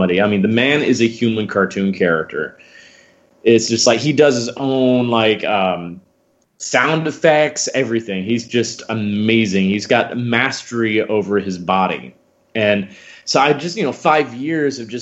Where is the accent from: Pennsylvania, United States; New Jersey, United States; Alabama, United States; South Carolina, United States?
Alabama, United States; Huntsville; moved away; I grew up doing a lot of children's theater starting out back in my hometown of Huntsville, Alabama.